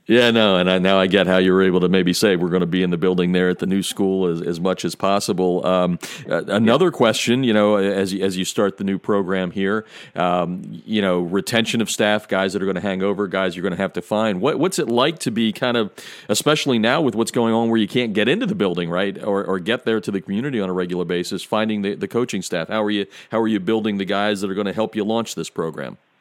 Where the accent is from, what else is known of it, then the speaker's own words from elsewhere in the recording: Pennsylvania, United States; moved away as an adult; now in Chicago, United States; me growing up in Pennsylvania